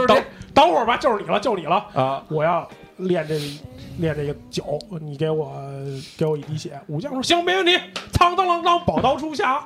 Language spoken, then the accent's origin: Chinese; Beijing, China; 就是咱们北京话酒腻子嘛